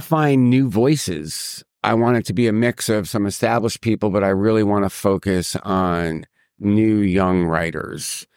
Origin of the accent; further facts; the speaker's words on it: New York City, New York, United States; I'm a New Yorker